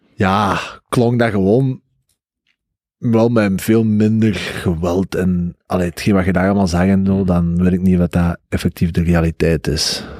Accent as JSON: {"language": "Dutch", "region": "Flanders", "country": "Belgium", "said": "als Vlaming"}